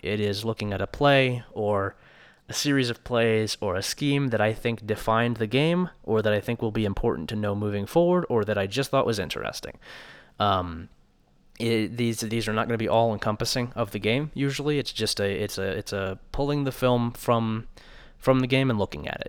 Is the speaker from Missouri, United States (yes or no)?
no; Columbus, Ohio, United States; moved away as an adult; now in Logan, United States; I grew up in Columbus, Ohio, and lived there until May when I moved out here to Logan